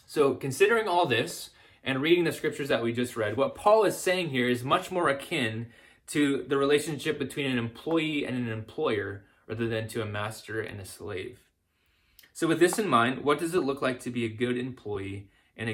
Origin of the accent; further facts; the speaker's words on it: the South, United States; me growing up in the South